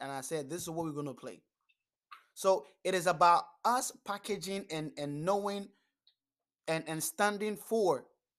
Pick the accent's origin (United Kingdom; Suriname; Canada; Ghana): Ghana; as a Ghanaian, we don't play djembe. Djembe is not in our culture.